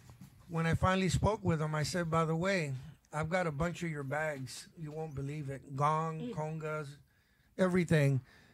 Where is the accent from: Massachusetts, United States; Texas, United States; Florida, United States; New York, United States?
Florida, United States; Tampa; also born or lived in Cuba / Miami / California; I was born in 1954. I left in 1956. My dad didn't feel right about Castro. He was coming into power. And right before it all happened, we left. We went to Miami, and we left Miami, and I went to Tampa.